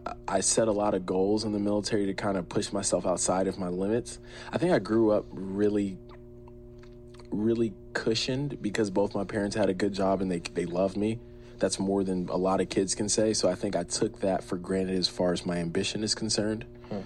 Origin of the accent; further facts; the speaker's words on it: New Jersey, United States; also born or lived in Berlin, Germany; 1993, I was born in Berlin, Germany. And then I want to say I lived there for under a year, maybe 11 months. And then we moved to New Jersey.